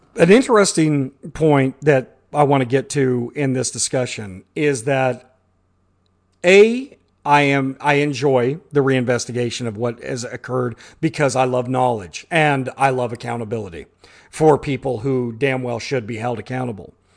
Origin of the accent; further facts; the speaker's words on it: Midwest, United States; born and raised in the Midwest